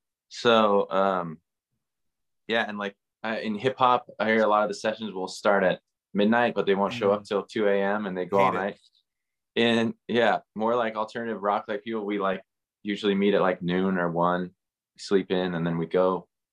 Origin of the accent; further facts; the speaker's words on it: Seattle, Washington, United States; moved away as an adult; also born or lived in New York; now in Los Angeles, United States; I grew up in Seattle, obsessed with 90s grunge, learned music there.